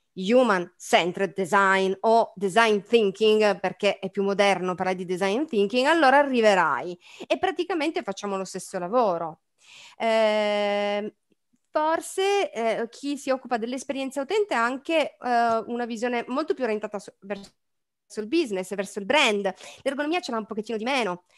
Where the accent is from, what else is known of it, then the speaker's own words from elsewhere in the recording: Turin, Piedmont, Italy; also born or lived in Milan; io sono di Torino